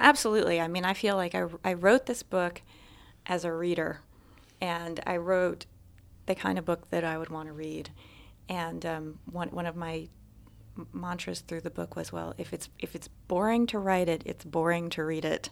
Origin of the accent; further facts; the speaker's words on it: Alabama, United States; moved away as an adult; I was born and raised in Alabama. In fact, I lived there until I was twenty-one